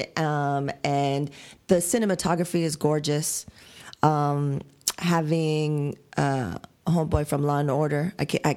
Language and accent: English; United States; I'm an American